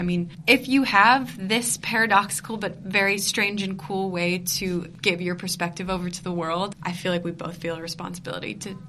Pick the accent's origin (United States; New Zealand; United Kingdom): United States; female who grows up in America, we were raised Muslim, yeah. we're half Pakistani.